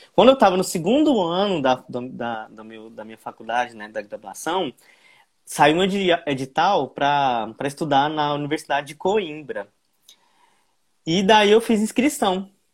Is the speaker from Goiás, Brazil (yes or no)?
yes; Santa Helena de Goiás, Goiás, Brazil; Eu nasci no interior do estado de Goiás, uma cidade pequena que se chama Santa Helena de Goiás. E aí foi lá que eu comecei é, a tocar